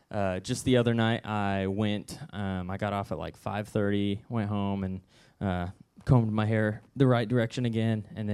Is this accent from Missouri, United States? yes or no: yes; Southwest City, Missouri, United States; The first time I spoke, and only other time I spoke this message, was at my home church growing up in Southwest City